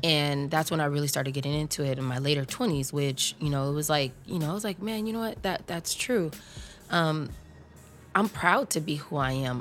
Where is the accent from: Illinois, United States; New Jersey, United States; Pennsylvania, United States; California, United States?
California, United States; Long Beach; I grew up in Long Beach, California